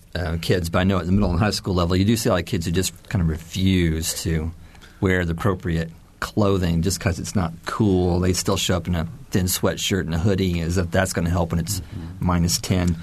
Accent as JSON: {"language": "English", "region": "Indiana", "country": "United States", "tie": "born or raised there", "said": "I grew up in Indiana in the 70s"}